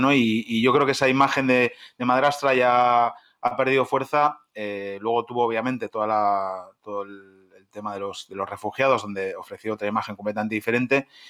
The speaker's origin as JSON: {"language": "Spanish", "country": "Spain", "moved": "yes", "said": "en mi país, en España"}